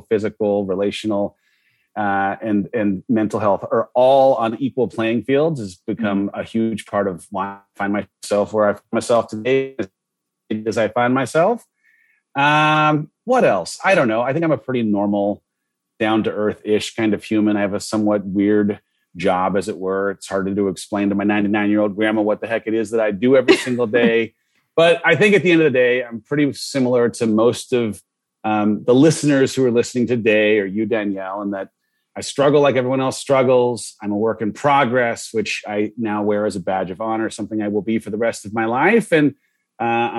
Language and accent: English; Southern California, United States; I grew up in Southern California